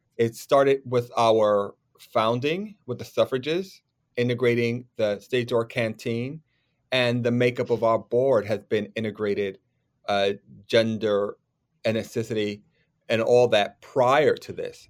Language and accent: English; New York, United States; as a New Yorker kid, as a theater worker